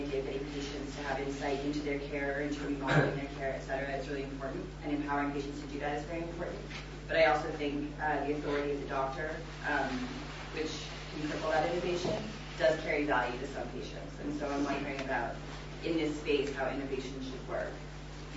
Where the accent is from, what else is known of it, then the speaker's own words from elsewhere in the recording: United States; I'm American